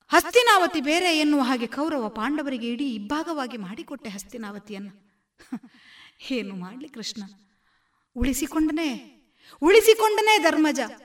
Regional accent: Mangalpady, Kerala, India; ನಾನು ಮಂಗಲ್ಪಡಿ ಹೈಸ್ಕೂಲ್ನಲ್ಲಿ ಸರ್ಕಾರಿ ಹೈಸ್ಕೂಲ್ನಲ್ಲಿ ಟೆಂತ್ವರೆಗೆ ಮಾಡಿದವಳು

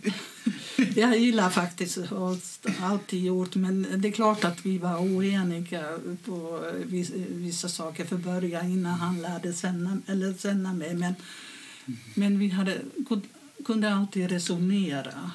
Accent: Finland; moved away as an adult; now in Sweden; jag kommer från Finland

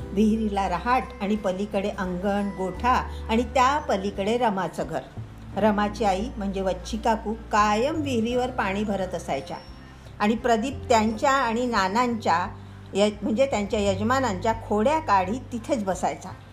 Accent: Arvi, Maharashtra, India; born or raised there

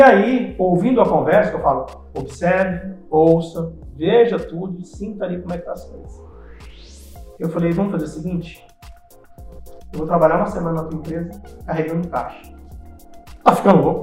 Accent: Terra Rica, Paraná, Brazil; moved away; also born or lived in Ouro Preto do Oeste, Rondônia; eu sou paranaense, vim do Paraná, eu acho Paraná uma, cidade chamada Terra Rica

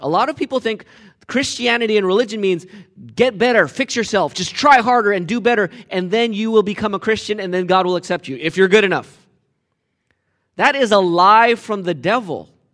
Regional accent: United States; I'm American.

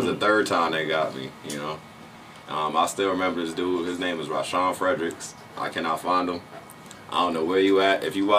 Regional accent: Orange, New Jersey, United States; I'm from Orange, New Jersey.

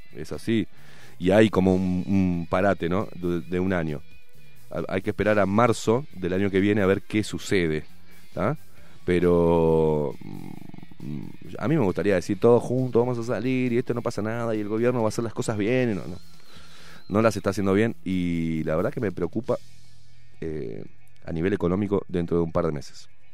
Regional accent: Uruguay; así somos los uruguayos de boludos

